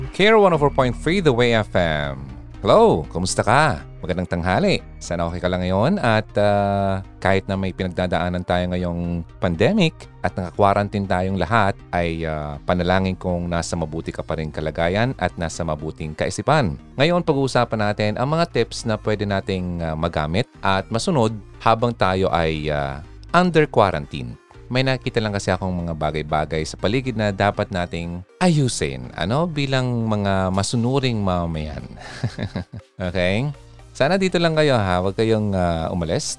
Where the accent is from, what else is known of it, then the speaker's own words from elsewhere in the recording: Philippines; bilang Pilipino